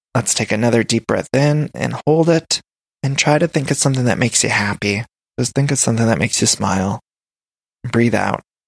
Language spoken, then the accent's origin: English; Midwest, United States; now in Los Angeles, United States; Now, y'all know I'm from the Midwest